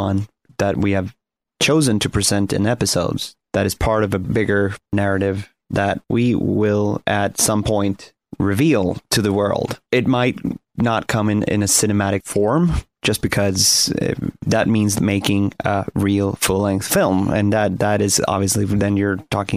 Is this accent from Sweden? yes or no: yes; Sweden; I come from Sweden, and I grew up listening to a lot of Swedish folk music